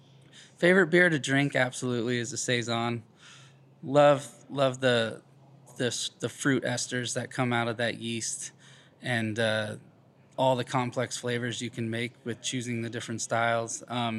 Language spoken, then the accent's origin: English; Colorado, United States; moved away as an adult; also born or lived in Fort Collins, Colorado; now in Des Moines, United States; I was born and raised in Colorado, so, you know, kind of a beer haven as is.